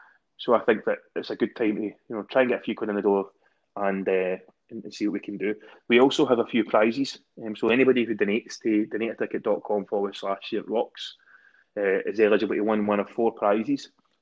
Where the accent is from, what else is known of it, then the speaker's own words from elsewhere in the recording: Glasgow, Scotland, United Kingdom; accent: Glasgow; I look forward to getting slaughtered off my pals for my Glasgow Uni accent because I did try and keep it PC and above board.